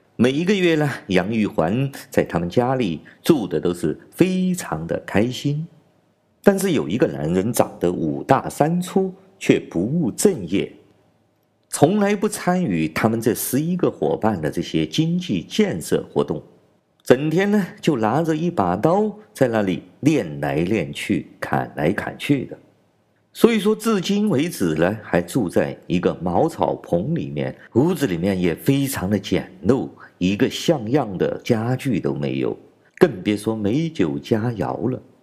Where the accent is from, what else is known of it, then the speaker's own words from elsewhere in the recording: China; 来自中国大陆